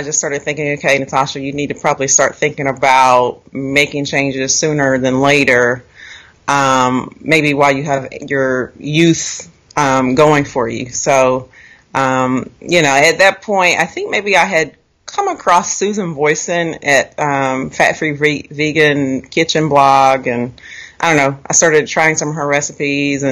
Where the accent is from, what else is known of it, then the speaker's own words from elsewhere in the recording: Raleigh, North Carolina, United States; now in Virginia, United States; I grew up in North Carolina, near Raleigh, and I currently live in Virginia.